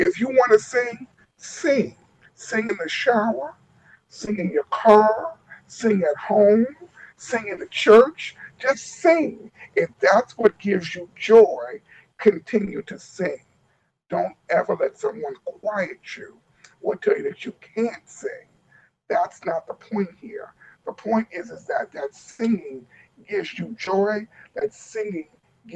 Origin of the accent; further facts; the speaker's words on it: New York, United States; now in Baltimore, United States; I'm from New York.